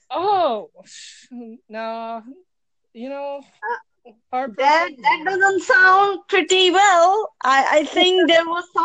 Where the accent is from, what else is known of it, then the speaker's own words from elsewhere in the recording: California, United States; I'm actually from California.